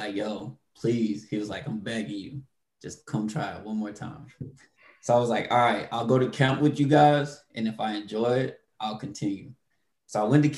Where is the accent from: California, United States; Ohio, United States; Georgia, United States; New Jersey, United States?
Georgia, United States; Royston; Born and raised in Georgia